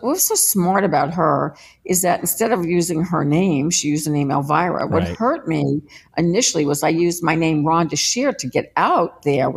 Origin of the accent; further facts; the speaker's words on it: New Orleans, Louisiana, United States; I grew up with someone in New Orleans named Morgus the Magnificent